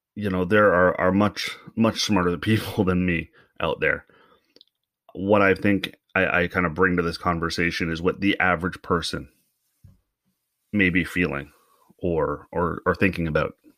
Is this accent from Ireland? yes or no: no; Canada